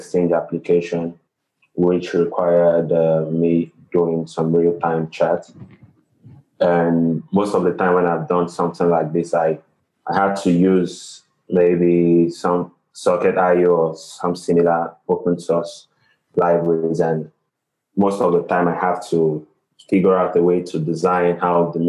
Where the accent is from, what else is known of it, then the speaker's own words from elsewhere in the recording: Nigeria; from Nigeria